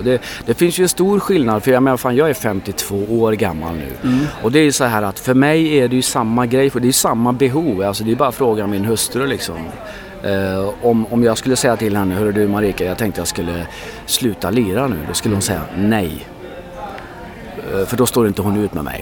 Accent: Sweden; jag är ju, jag är ju ursvensk

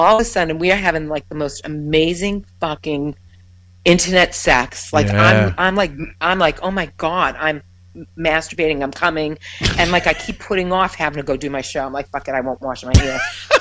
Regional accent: New York, United States; I'm from New York

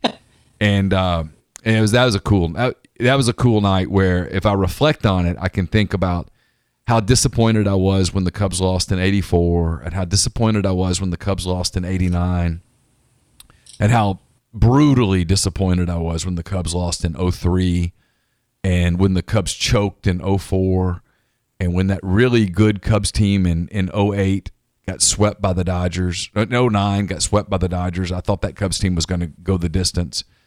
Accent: Ruston, Louisiana, United States; And I grew up in Ruston

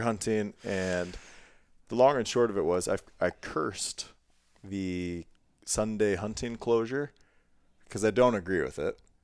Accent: Ohio, United States; moved away as an adult; also born or lived in Montana; that is my roots of growing up in Ohio, getting into hunting as a young teenager

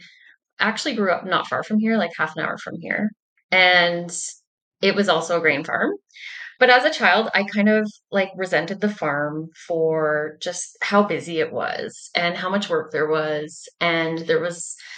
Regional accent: Angusville, Manitoba, Canada; I am a farmer from Angusville, Manitoba.

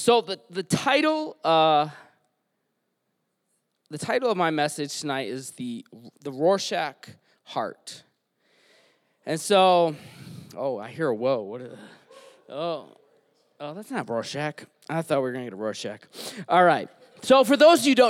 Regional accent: Detroit, Michigan, United States; So I grew up in Detroit. I'm from Michigan. I grew up on 8 Mile

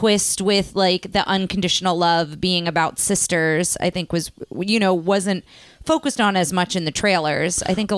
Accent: New Jersey, United States; now in Texas, United States; I grew up in New Jersey

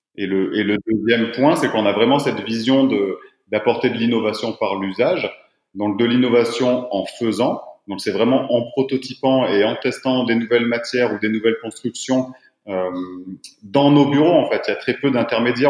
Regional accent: south-east France, France; now in Annecy, France; je suis originaire du sud-est de la France. je suis annécien depuis une dizaine d'années maintenant

